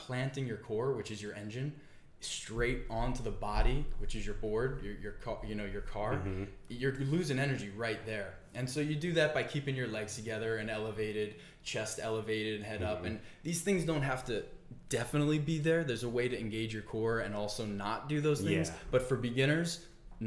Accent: Amityville, New York, United States; born or raised there

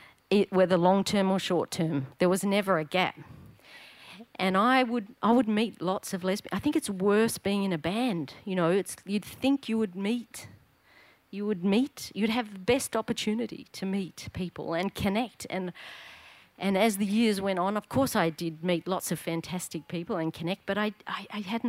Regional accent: Melbourne, Victoria, Australia; when I was just a little tacker growing up in Paran. At the Paran swimming pool

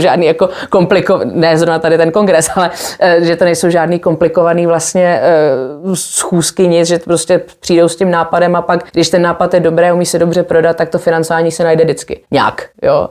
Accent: Czechia; moved away as an adult; also born or lived in England; jsem se vrátila z Anglie asi po deseti letech

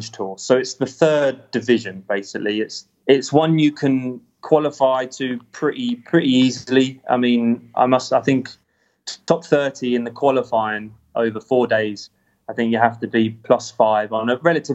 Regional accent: England, United Kingdom; now in United States; Moore Park was the top club in my county

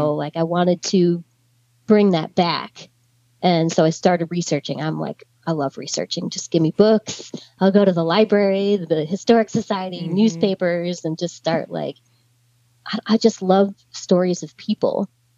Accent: Gettysburg, Pennsylvania, United States; You know, I grew up right outside of Gettysburg. I spent every weekend there going to the museums and always admired it, never planned on collecting.

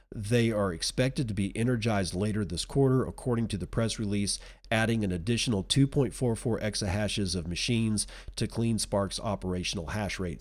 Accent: Texas, United States; moved away; I'm a Texan at heart, I always will be

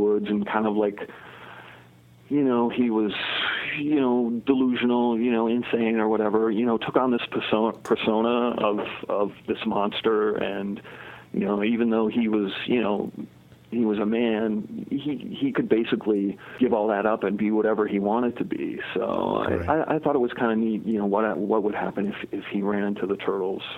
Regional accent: Connecticut, United States; I grew up in Connecticut

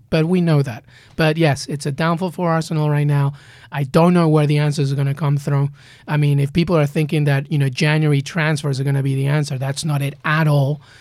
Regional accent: Peru; also born or lived in England; now in United States; I grew up in Peru. I grew up in England, and now I'm in the U S

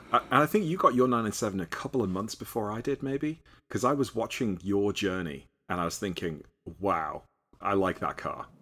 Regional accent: Liverpool, North West England, United Kingdom; moved away as an adult; also born or lived in New York City; now in United States; I'm from Liverpool, England originally.

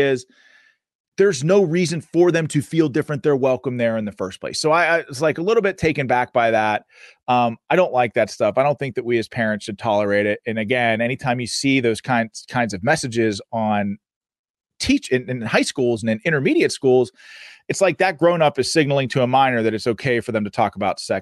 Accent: United States; we are Americans

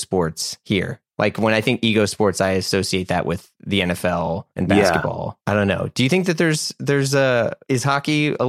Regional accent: Midwest, United States; And that's not just because I grew up in the Midwest

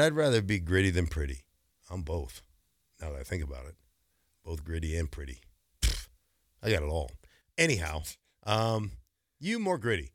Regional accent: Alaska, United States; moved away; I grew up in Alaska

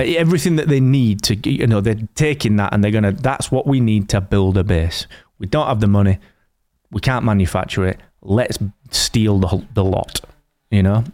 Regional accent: the north of England, United Kingdom; I'm Northern English

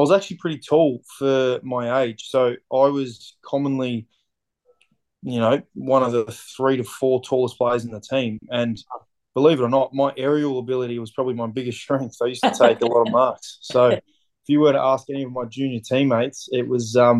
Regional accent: Dandenong, Victoria, Australia; I grew up in Dandenong in Victoria.

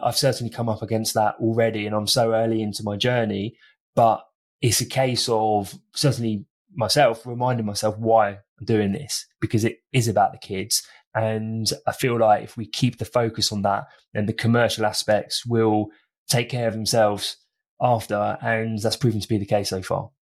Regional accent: United Kingdom; I'm from Britain

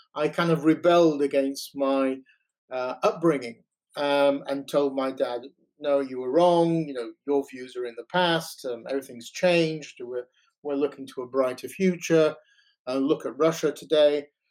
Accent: Yorkshire and the Humber, United Kingdom; moved away as an adult; also born or lived in Toronto, Canada / The Hague, Netherlands; now in England; I was born in Britain um, of Ukrainian Italian origins, uh, grew up in Yorkshire

